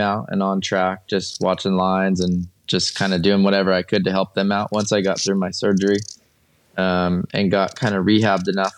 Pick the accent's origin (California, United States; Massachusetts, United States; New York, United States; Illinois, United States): California, United States; Morongo Valley; moved away as an adult; also born or lived in Montana; I grew up in Morongo Valley